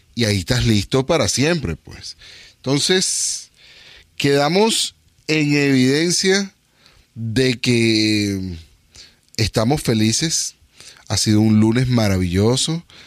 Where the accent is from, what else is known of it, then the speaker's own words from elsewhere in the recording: Venezuela; now in Northern California, United States; yo soy inmigrante de Venezuela a Estados Unidos, pero soy inmigrante de Venezuela a Estados Unidos a California y al norte de California